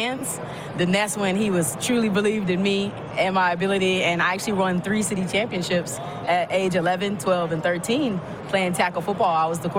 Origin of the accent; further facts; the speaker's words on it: Dallas, Texas, United States; also born or lived in West Virginia; I actually got that name from playing tackle football when I was 11. Born in West Virginia, but raised in Dallas. I'm a military baby.